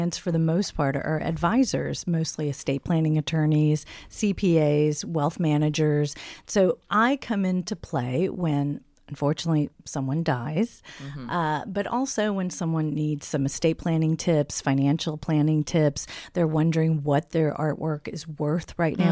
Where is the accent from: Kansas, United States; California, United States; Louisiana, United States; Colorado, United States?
Louisiana, United States; New Orleans; moved away as an adult; now in Dallas, United States; I'm originally from New Orleans. I'm a NOLA girl